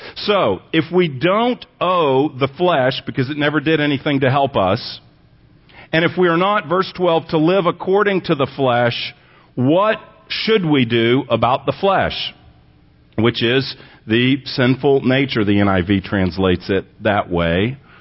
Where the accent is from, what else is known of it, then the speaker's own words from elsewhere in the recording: Texas, United States; moved away; also born or lived in Pasadena, California; I was born in Texas, but I lived there for a lot of years